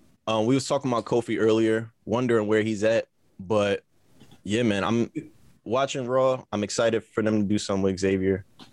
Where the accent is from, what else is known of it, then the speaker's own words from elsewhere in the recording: St. Louis, Missouri, United States; Growing up in St. Louis, I used to escape to the park because I grew up hard. I grew up around a whole bunch of Crips and drugs and guns and shit.